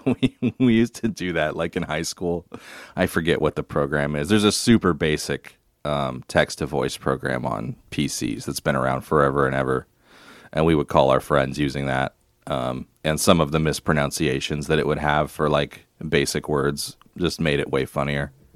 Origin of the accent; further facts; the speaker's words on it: Longview, Washington, United States; my hometown of Longview, Washington